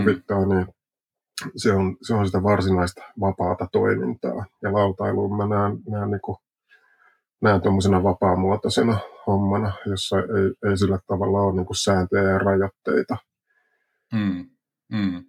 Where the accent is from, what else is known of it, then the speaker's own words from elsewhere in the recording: Jalasjärvi, South Ostrobothnia, Finland; Niin mä oon Etelä-Pohjanmaalta Jalasjärvel syntynyt alun perin